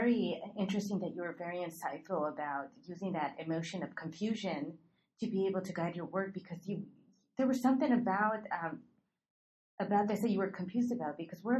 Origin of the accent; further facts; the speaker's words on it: Los Angeles, California, United States; I grew up in East LA, so I didn't really grow up a lot. Well, I didn't grow up around wealth.